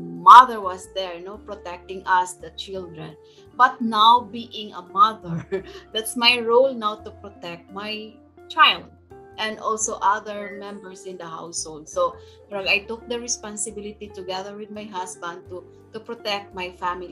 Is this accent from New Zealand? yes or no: no; Surigao, Caraga, Philippines; now in Cebu, Philippines; I came from Surigao.